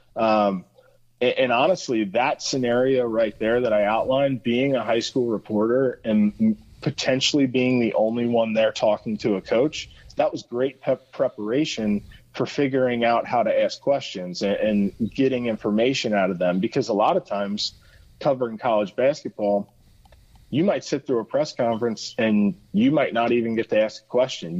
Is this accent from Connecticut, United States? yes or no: no; Cincinnati, Ohio, United States; Cincinnati, born and raised